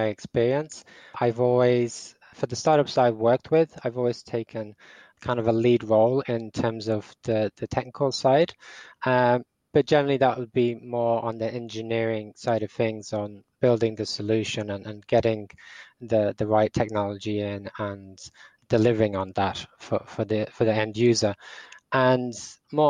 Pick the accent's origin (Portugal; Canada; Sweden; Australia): Portugal; also born or lived in England; now in Dublin, Ireland; I live in Dublin, Ireland. I'm English, but I grew up in Portugal.